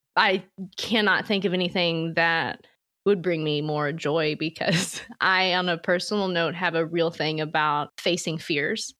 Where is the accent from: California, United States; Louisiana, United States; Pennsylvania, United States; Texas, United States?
Louisiana, United States; I'm from Louisiana